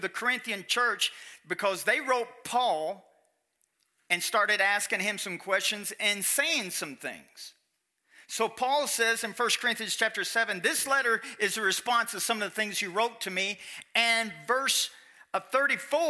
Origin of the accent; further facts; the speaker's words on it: Kentucky, United States; I'm from Kentucky